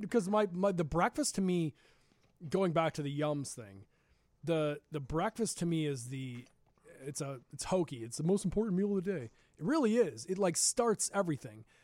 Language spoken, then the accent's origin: English; Glen Ellyn, Illinois, United States; We grew up together in Glen Ellen